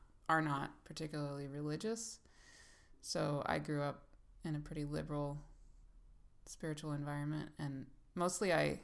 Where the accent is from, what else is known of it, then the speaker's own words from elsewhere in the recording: Thailand; born there; also born or lived in Bangladesh / Pakistan / Kenya / United States; I grew up around the world. I was born in Thailand and lived in Bangladesh and Pakistan and Kenya as a kid, and the United States.